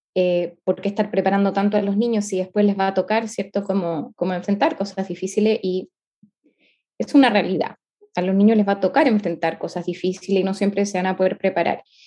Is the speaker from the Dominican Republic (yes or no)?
no; Chile; Soy chilena